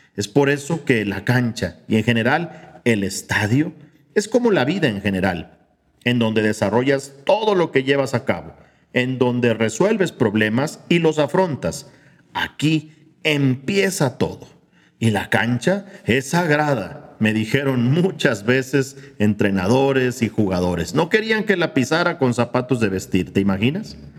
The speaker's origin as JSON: {"language": "Spanish", "country": "Mexico", "said": "como mexicanos"}